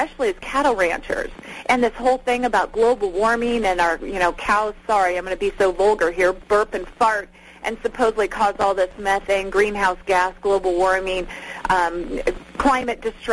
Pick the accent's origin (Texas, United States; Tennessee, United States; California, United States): California, United States; I'm from California